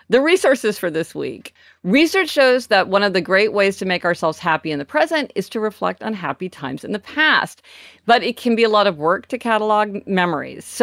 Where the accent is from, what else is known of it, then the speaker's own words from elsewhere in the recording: Midwest, United States; now in Los Angeles, United States; We grew up in the Midwest, so we, you know, we were part of that whole thing of people getting their license on the day they turned 16.